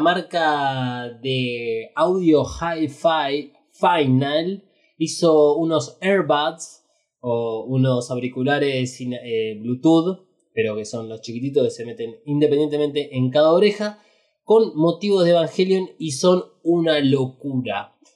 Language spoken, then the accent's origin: Spanish; Argentina; Somos Argentina.